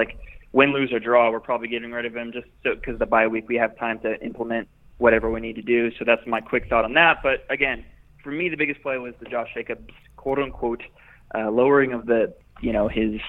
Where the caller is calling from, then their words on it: Dallas, Texas, United States; from Dallas.